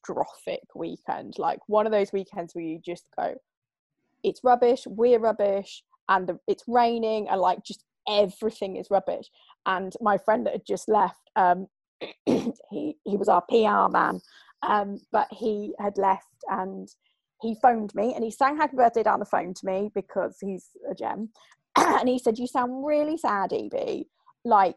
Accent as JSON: {"language": "English", "area": "Oxfordshire", "region": "South East England", "country": "United Kingdom", "tie": "born or raised there", "also_born_or_lived": "Suffolk / Leeds", "moved": "as an adult", "said": "actually I was born in Suffolk, but I grew up in Oxfordshire, so I don't really know where home is."}